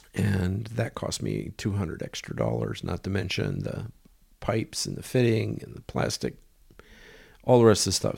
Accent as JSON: {"language": "English", "country": "United States", "said": "I'm an American"}